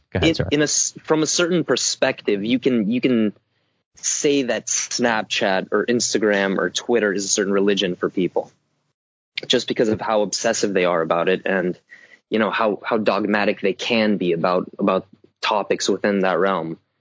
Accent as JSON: {"language": "English", "region": "Southern California", "country": "United States", "said": "I come from Southern California"}